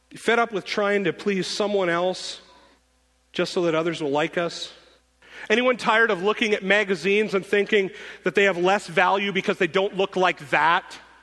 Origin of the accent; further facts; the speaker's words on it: North Dakota, United States; I'm from North Dakota